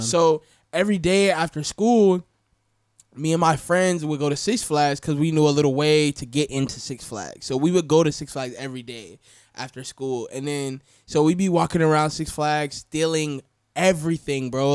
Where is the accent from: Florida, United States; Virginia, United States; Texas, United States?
Florida, United States; also born or lived in Atlanta, Georgia / Marietta, Georgia; I'm really from Florida.